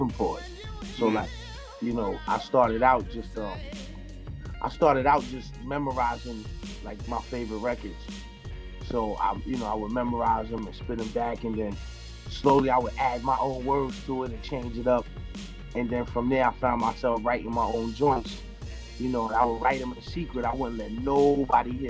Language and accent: English; New York City, New York, United States; also born or lived in South Jamaica, Queens / Astoria, Queens; Southside born, QB raised